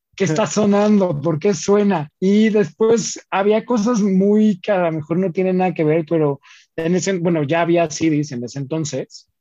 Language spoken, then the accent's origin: Spanish; Mexico; also born or lived in northern Mexico (Ciudad Juárez); como buena familia mexicana